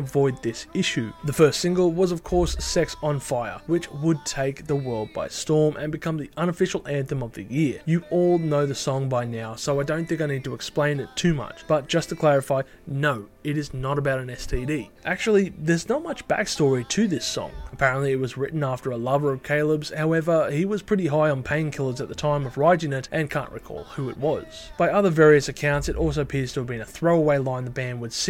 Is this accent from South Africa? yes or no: no; Australia; my home country, Australia